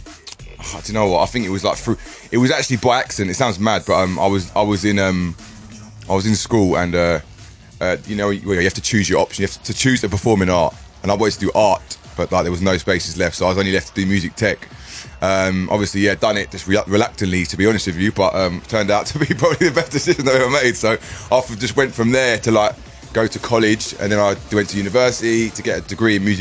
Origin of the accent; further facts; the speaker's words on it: Bedford, East of England, United Kingdom; I'm from Bedford. I live in Bedford. I lived it all my life